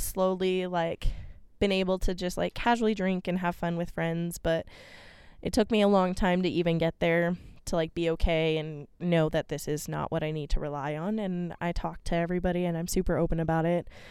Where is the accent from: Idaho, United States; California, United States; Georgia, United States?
Idaho, United States; Boise; also born or lived in Albuquerque, New Mexico / Kansas; at six years old, I moved to Boise, Idaho for my dad's job